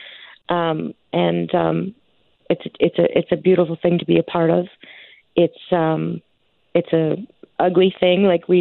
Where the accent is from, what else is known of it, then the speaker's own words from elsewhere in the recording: Stony Plain, Alberta, Canada; I'm from Stony Plain